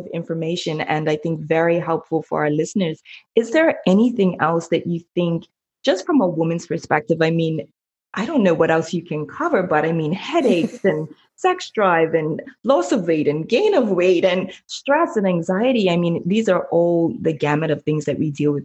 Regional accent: Bermuda; I'm from Bermuda

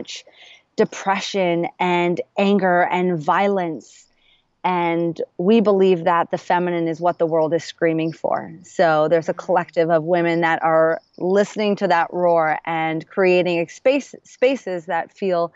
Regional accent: New York, United States; now in Los Angeles, United States; I now live in LA. I'm originally from New York

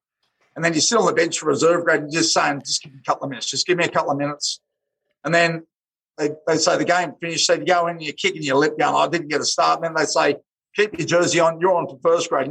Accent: Sydney, New South Wales, Australia; born and bred in Bracelands, western suburbs of Sydney

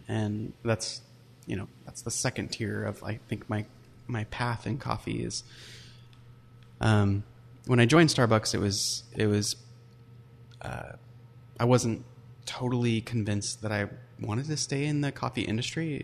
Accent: Puyallup, Washington, United States; I grew up in Puyallup, Washington

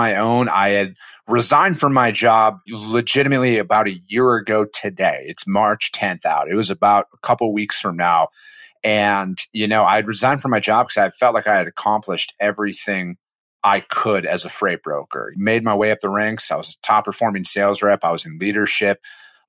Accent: Osceola, Wisconsin, United States; moved away as an adult; also born or lived in Eau Claire, Wisconsin / Menomonie, Wisconsin; I grew up in Wisconsin. I'm from a small farming community of 2,000 people called Osceola, Wisconsin

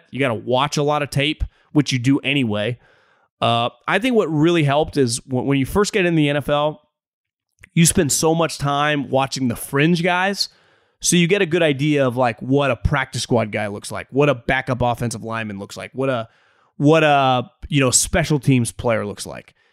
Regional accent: San Jose, California, United States; now in San Antonio, United States; I'm from the Bay Area, born and raised in San Jose.

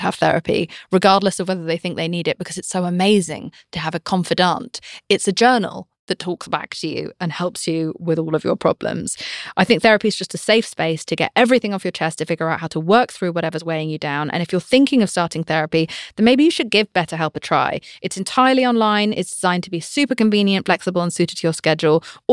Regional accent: United Kingdom; I'm British

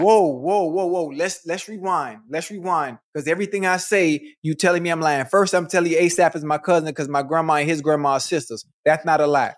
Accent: Miami, Florida, United States; I'm from Miami.

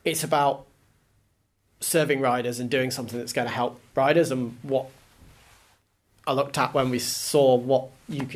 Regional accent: Isle of Man; I grew up in the Isle of Man

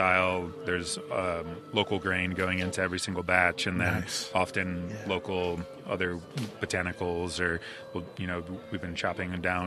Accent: Cleveland, Ohio, United States; now in North Carolina, United States; I grew up in Cleveland

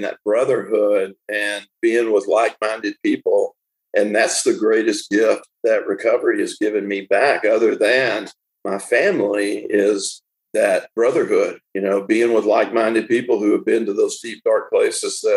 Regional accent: Tyler, Texas, United States; I was born in Tyler, Texas

